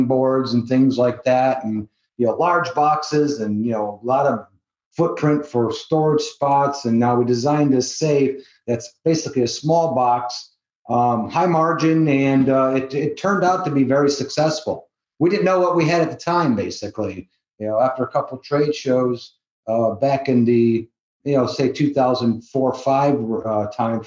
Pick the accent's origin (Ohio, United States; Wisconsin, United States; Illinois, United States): Ohio, United States; Cleveland; moved away as an adult; now in Las Vegas, United States; I'm originally from Cleveland, Ohio